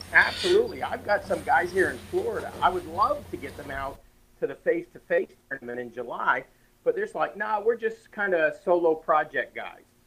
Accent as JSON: {"language": "English", "town": "Toronto", "region": "Ontario", "country": "Canada", "tie": "born or raised there", "said": "I grew up in Toronto"}